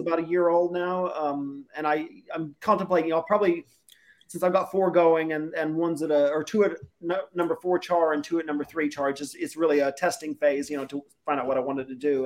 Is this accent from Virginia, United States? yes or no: no; Kansas, United States; now in Sydney, Australia; I'm I'm American. I'm from Kansas.